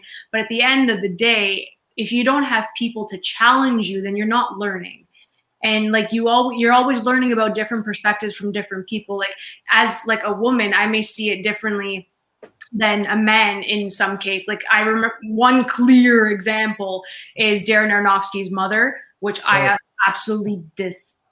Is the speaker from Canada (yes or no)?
yes; Canada; I'm Canadian